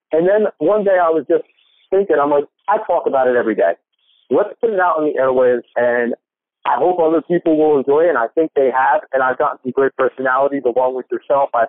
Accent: New Jersey, United States; I'm I live in New Jersey.

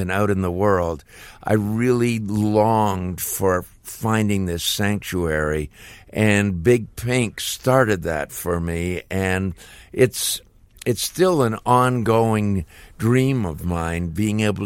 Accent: Toronto, Ontario, Canada; me growing up in Toronto

